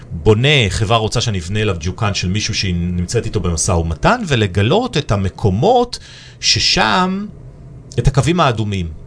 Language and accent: Hebrew; Nigeria; also born or lived in Ethiopia / Ivory Coast / England / United States; now in Israel; עברנו גם המון תרבויות, כי גם בניגריה היינו ובאתיופיה ואייברי קוסט ואנגליה וארצות הברית ובכל מקום הרגשתי סוג של אאוטסיידר.